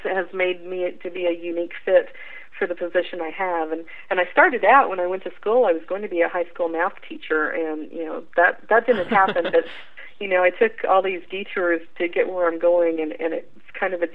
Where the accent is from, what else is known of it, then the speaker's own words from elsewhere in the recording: Springfield, Missouri, United States; I born and raised in Springfield, Missouri